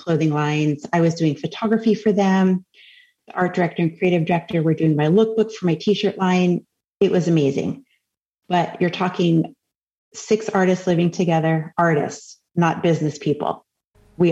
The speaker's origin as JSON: {"language": "English", "area": "Cape Cod", "region": "Massachusetts", "country": "United States", "tie": "born or raised there", "said": "I grew up on Cape Cod, Massachusetts."}